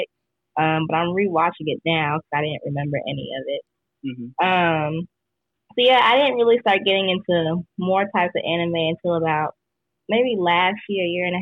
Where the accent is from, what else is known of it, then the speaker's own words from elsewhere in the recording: Durham, North Carolina, United States; I'm from Durham, North Carolina